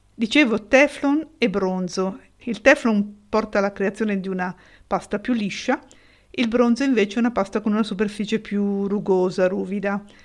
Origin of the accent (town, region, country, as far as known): Italy